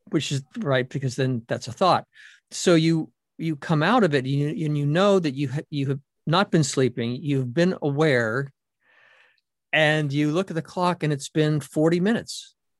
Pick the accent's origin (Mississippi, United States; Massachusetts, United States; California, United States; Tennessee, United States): Massachusetts, United States; Boston; I'm from Boston and a Red Sox fan